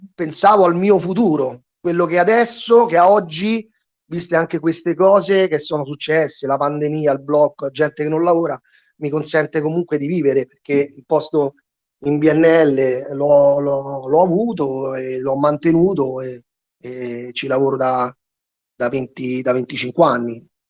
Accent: Rome, Lazio, Italy; sul territorio dove abito io, sono di Ostia

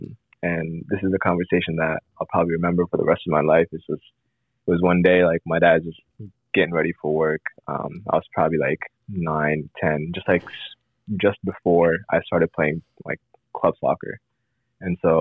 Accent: Columbus, Ohio, United States; I grew up in Columbus, Ohio

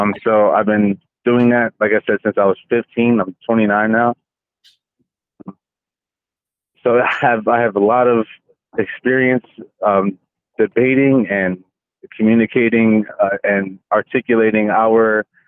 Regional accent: Philadelphia, Pennsylvania, United States; I'm also from Philadelphia, Pennsylvania.

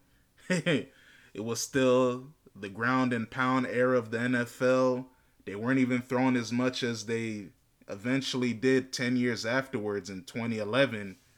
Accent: Northern Virginia, United States; I'm actually from Northern Virginia, So I grew up watching Michael Vick at Virginia Tech

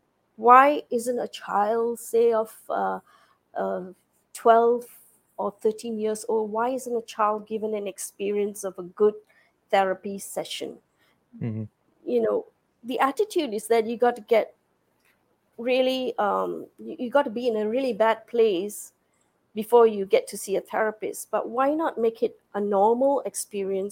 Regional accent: Singapore; moved away as an adult; now in United States; I'm a Singaporean. I have worked in the school system here for many years, 25 years as a biology teacher in a secondary school

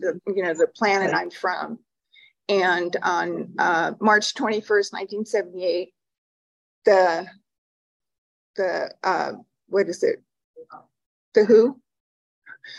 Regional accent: Huntington Park, California, United States; I was born in Huntington Park, California

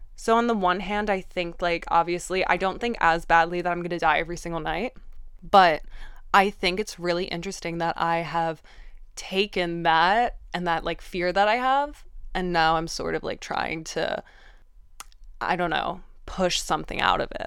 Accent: Vienna, Austria; I grew up in Vienne

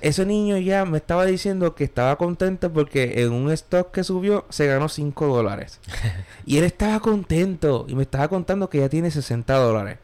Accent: Puerto Rico; now in New York, United States; Yo aprendí en Puerto Rico

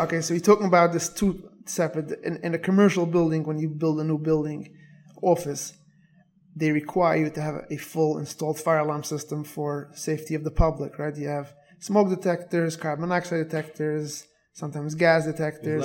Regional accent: New York City, New York, United States; moved away as an adult; now in Airmont, United States; I was born and raised in Borough Park.

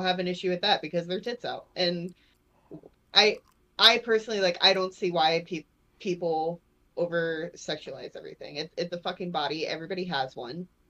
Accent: Port Charlotte, Florida, United States; my hometown in Florida

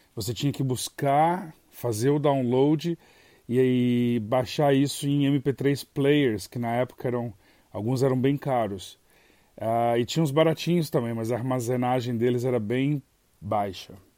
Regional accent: Brazil; moved away as an adult

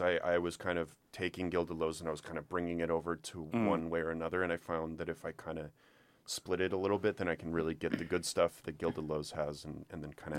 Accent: Austin, Texas, United States; also born or lived in Dallas / Orlando; I was born in Dallas and I moved to Orlando, but I moved back to Austin.

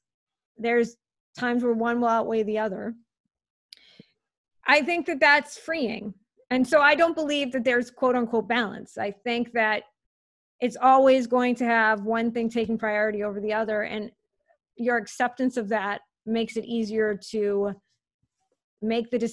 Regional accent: Worcester, Massachusetts, United States; moved away; I came from Worcester, Massachusetts

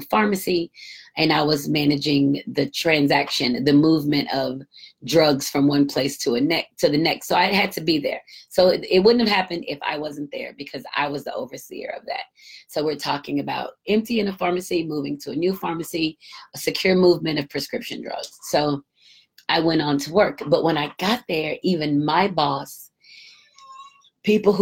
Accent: United States; growing up in America

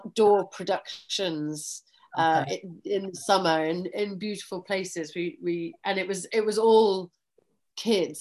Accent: Yorkshire and the Humber, United Kingdom; I was born in North Yorkshire, which for people who don't know England that well, it's in the north, it's just below Scotland, and that's kind of where I was born and bred and educated

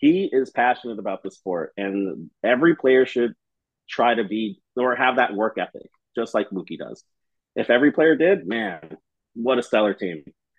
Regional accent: Los Angeles, California, United States; So I grew up in Echo Park

